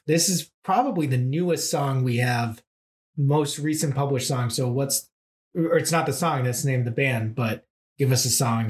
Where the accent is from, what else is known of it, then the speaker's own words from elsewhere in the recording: Massachusetts, United States; growing up in Massachusetts